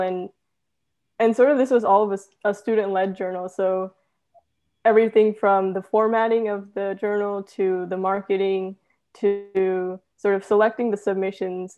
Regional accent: Cerritos, California, United States; I'm actually from Cerritos, California

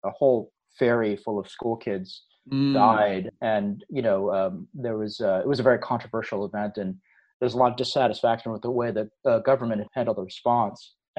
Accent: Buffalo, New York, United States; also born or lived in Seoul, South Korea / Cleveland, Ohio; now in Irvine, United States; I was born in Seoul, but my family moved at a very young age. I was only a year and a half. We landed in the Cleveland, Ohio area, and I grew up in Buffalo, New York.

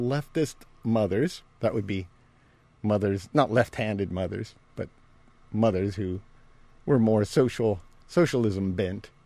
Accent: United States; I'm American

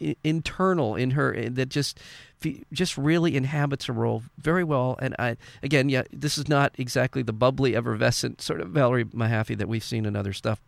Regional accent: Canada; now in United States; being Canadian, it does seem, from where I'm sitting, that the Canadian society culture is much more likely to support the arts

